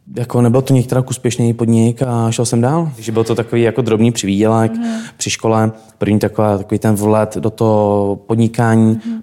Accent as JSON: {"language": "Czech", "region": "South Bohemian Region", "country": "Czechia", "said": "Můj teda první jazyk, proč je pocházím z Pošumaví, tak byla němčina."}